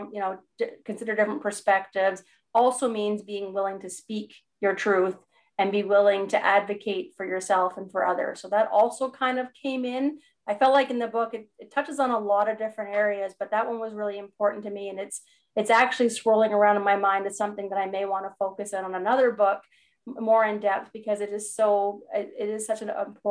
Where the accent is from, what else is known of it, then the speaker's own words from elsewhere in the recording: Canada; I'm a Canadian